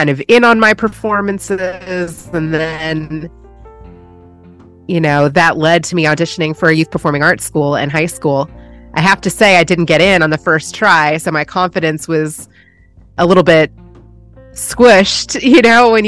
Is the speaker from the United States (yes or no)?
yes; Louisville, Kentucky, United States; moved away as an adult; also born or lived in California; now in Texas, United States; I was born in Louisville, Kentucky. Yeah, born and raised there.